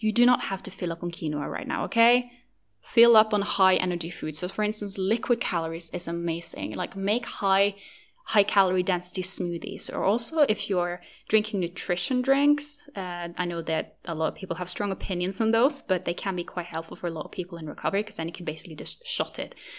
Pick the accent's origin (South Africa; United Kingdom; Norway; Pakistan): Norway; first language Norwegian; English is a second language; my native language, which is, which is Norwegian